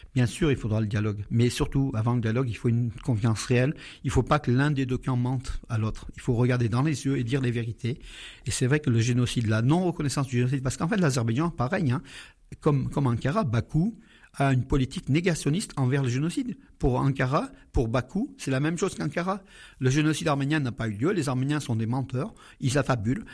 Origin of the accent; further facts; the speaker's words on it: Aleppo, Aleppo Governorate, Syria; now in Valence, France; Je suis né à Alep en Syrie